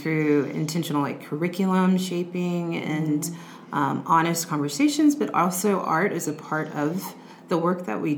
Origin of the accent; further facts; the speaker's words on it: United States; also born or lived in Houston, Texas; being an American